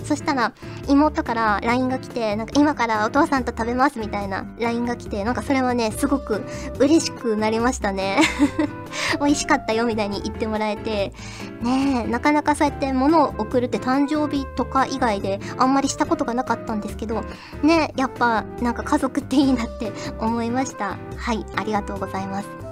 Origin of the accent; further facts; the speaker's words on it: Fukuoka, Japan; 私は福岡出身なので、もう RKB ラジオとか KBC ラジオとかめちゃくちゃ聞いてましたから